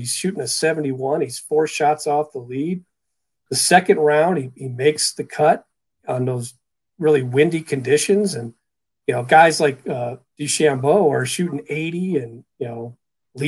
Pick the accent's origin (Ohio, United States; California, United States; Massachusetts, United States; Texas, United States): Ohio, United States; Cleveland; moved away; even though I grew up in Cleveland